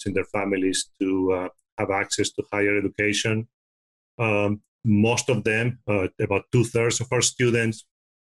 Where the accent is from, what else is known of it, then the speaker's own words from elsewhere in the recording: Spain; now in United States; I'm originally from Spain